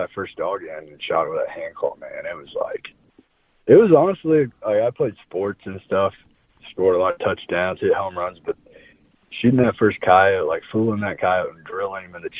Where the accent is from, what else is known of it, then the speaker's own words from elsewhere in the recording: Nevada, Missouri, United States; So, I grew up in Nevada, Missouri, which is where I was born and raised, which is just south of Harrisonville